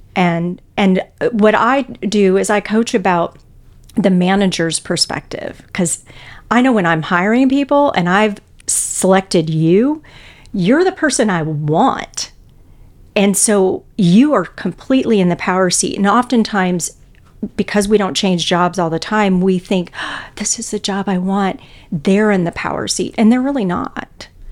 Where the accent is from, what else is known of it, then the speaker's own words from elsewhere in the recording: Houston, Texas, United States; moved away as an adult; also born or lived in Illinois; now in Saint Louis, United States; I grew up in Houston, Texas.